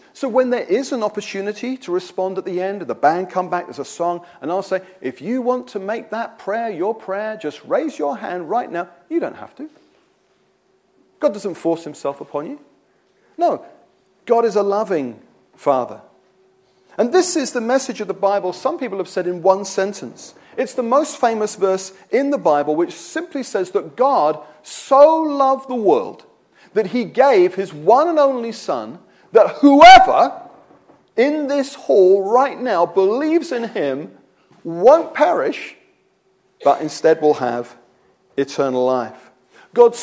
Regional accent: United Kingdom; I'm a Christian because I'm British

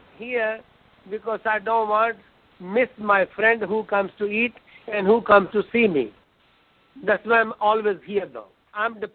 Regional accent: Punjab, India; moved away as an adult; also born or lived in Germany / Dallas, Texas; now in United States; I grew up over there in India, Punjab

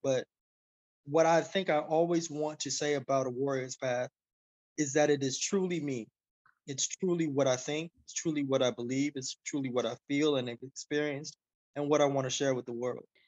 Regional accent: Miami, Florida, United States; I was poor kid from Miami

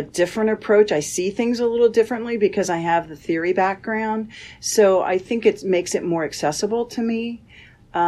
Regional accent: Indiana, United States; moved away as an adult; also born or lived in Iowa / Rochester, New York; now in Florida, United States; I'm originally from Indiana, and I did my undergraduate at Butler

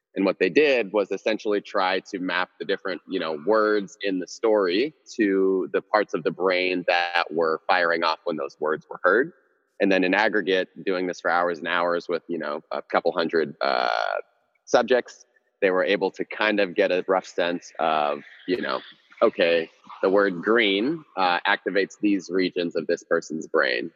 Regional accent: Houston, Texas, United States; also born or lived in Cameroon; I was born in Cameroon, West Africa, uh, in the early '90s. Moved to the states when I was real young, um, and was raised in Texas for the most part, Houston, Texas

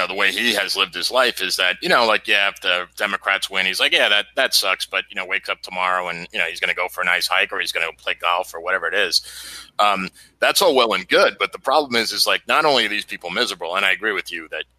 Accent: New York, United States; moved away; I'm a city boy, you know, I grew up in New York

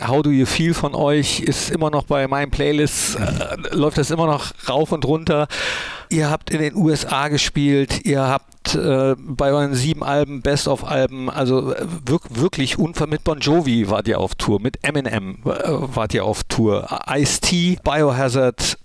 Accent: Mönchengladbach, North Rhine-Westphalia, Germany; also born or lived in Cologne; gebürtiger Mönchengladbacher

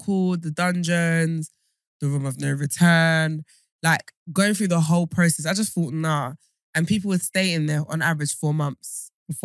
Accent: United Kingdom; British people generally are not friendly. We are not as friendly as American people

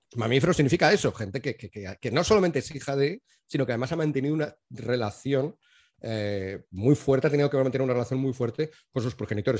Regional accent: Spain; Yo me entiendo como español

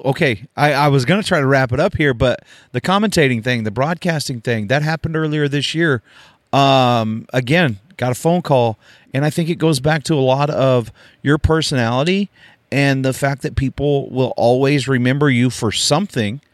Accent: Oklahoma, United States; I grew up in Oklahoma

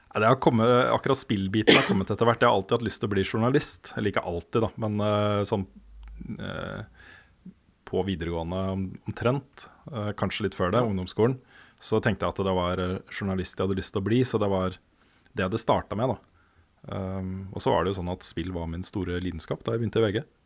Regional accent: Våler, Østfold, Norway; moved away as an adult; also born or lived in Sarpsborg / Moss; jeg egentlig er fra Våler. Det er der jeg har på en måte vokst opp

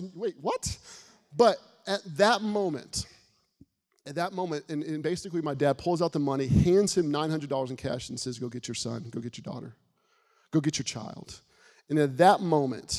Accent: Florida, United States; a small town where I grew up in Florida

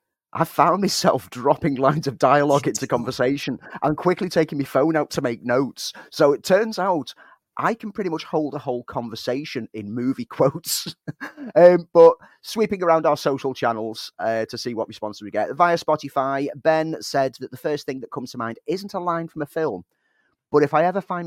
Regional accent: Prescot, North West England, United Kingdom; moved away; I'm from Prescott

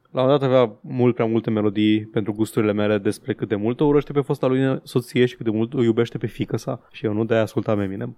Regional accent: Transylvania, Romania; accent: Transylvanian; din accentul meu, sunt ardelean

